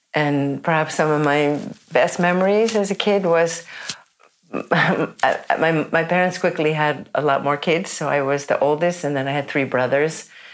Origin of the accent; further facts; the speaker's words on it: New York City, New York, United States; moved away as an adult; also born or lived in San Francisco / Holland; now in Oslo, Norway; I grew up in New York City